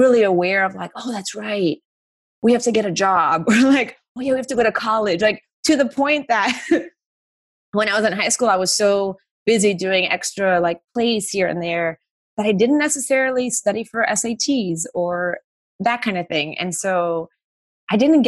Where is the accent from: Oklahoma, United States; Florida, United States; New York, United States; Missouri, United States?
Florida, United States; Miami; moved away as an adult; now in Los Angeles, United States; growing up in Miami